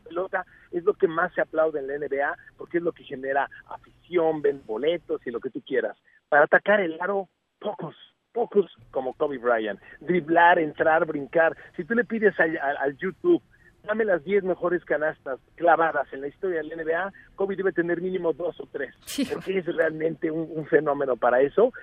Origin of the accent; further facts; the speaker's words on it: Mexico; vengo de México